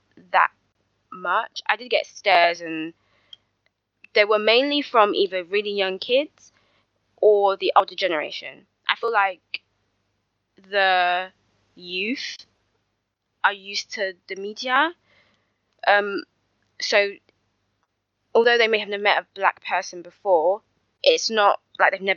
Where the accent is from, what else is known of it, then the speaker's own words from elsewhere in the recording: London, United Kingdom; accent: London; I'm technically Nigerian, but I was born and raised in the UK